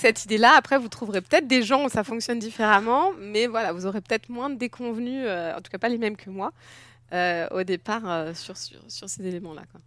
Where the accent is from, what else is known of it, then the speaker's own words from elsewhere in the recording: France; moved away as an adult; now in Germany; j'ai grandi en France, je suis française.